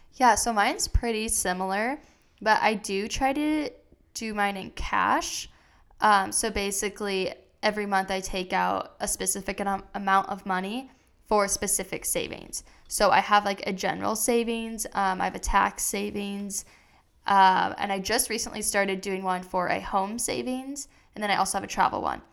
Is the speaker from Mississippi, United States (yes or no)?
no; Iowa, United States; moved away; I'm originally from Iowa